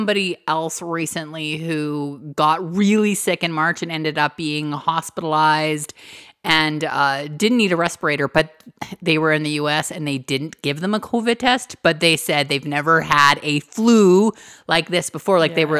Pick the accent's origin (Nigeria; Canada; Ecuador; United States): Canada; We're Canadian.